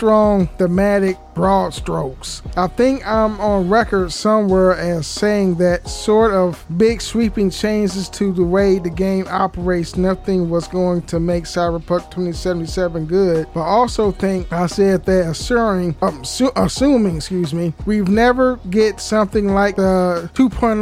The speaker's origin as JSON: {"language": "English", "region": "California", "country": "United States", "said": "I'm from California"}